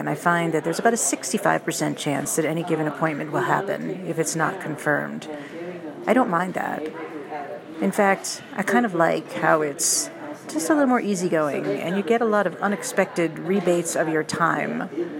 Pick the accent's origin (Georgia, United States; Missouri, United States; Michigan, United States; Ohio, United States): Ohio, United States; Cleveland; now in Colorado, United States; Now, I came from Cleveland, and in Cleveland, if you had an appointment with somebody and you didn't confirm it, you had about an 85% chance of it happening.